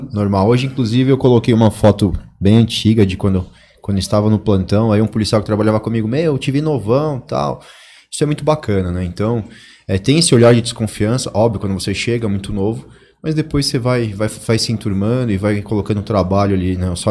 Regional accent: São Paulo, Brazil; Sou de São Paulo, capital, Zona Norte.

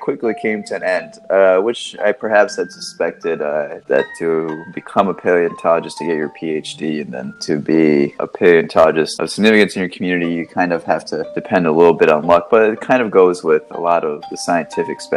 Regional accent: Sebring, Florida, United States; moved away as an adult; also born or lived in North Carolina / Miami / Pennsylvania; I came from Florida. I grew up in Central Florida, a small town called Sebring

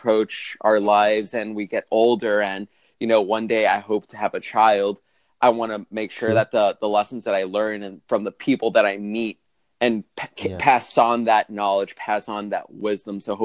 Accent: Boston, Massachusetts, United States; I'm from Boston, Massachusetts

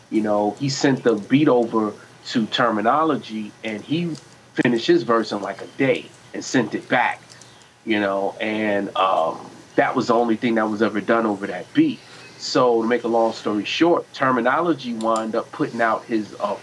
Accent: New York, United States; now in Virginia, United States; I'm originally from New York, but I live in Virginia

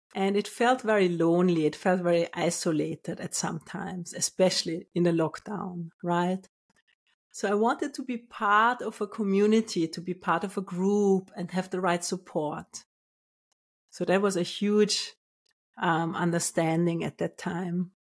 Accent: Vienna, Austria; moved away as an adult; also born or lived in Finland / Australia / United Kingdom / London; now in Portugal; I was born in Austria, in Vienna

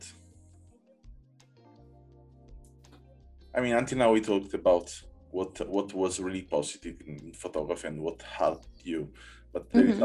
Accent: Naples, Campania, Italy; now in Berlin, Germany; I'm from Naples

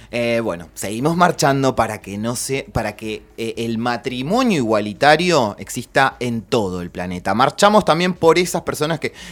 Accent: Argentina; amo nuestro país, soy militante de Argentina.

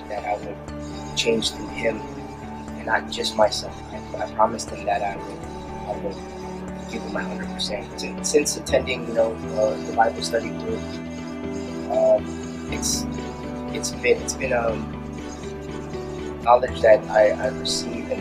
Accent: Anaheim, California, United States; I was born in Anaheim, California.

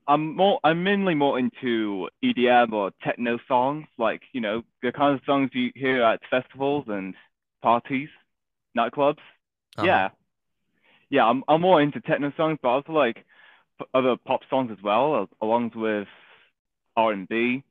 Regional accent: England, United Kingdom; no, I'm not from Wales. Okay. England.

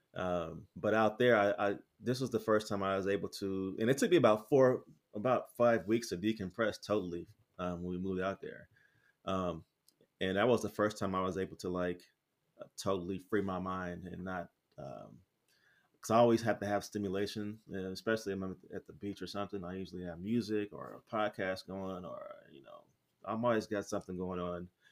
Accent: United States; moved away as an adult; now in Merida, Mexico; I proudly say I'm from the States

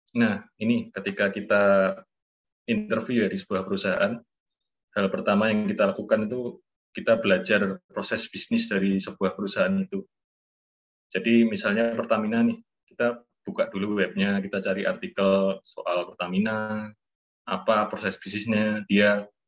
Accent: Surakarta, Central Java, Indonesia; saya kan orang Solo

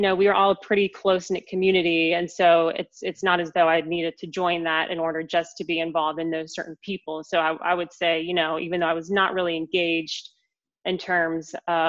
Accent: Asheville, North Carolina, United States; moved away as an adult; also born or lived in Raleigh, North Carolina; So I grew up in Asheville, North Carolina, in the mountains of our beautiful state. And I was born and raised in Asheville.

